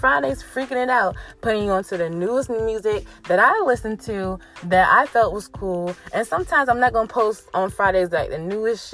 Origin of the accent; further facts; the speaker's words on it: Virginia Beach, Virginia, United States; Virginia Beach, Virginia, my hometown